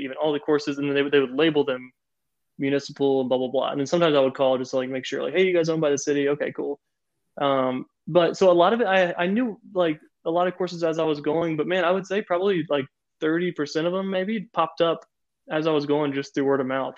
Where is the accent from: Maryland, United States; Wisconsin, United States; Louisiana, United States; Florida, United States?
Florida, United States; moved away; I'm from Florida originally